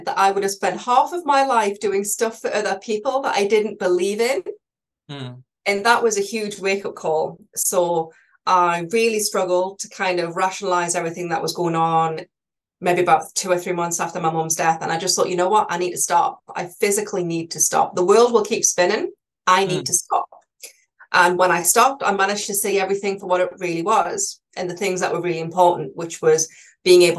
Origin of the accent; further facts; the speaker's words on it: Newcastle upon Tyne, North East England, United Kingdom; now in Burghfield, United Kingdom; I'm a Geordie lass.